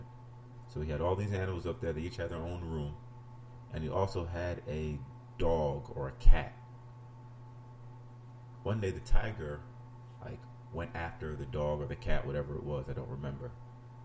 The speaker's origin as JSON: {"language": "English", "town": "New York City", "region": "New York", "country": "United States", "tie": "born or raised there", "moved": "yes", "said": "I'm from New York City, for those that don't know. Harlem, to be exact"}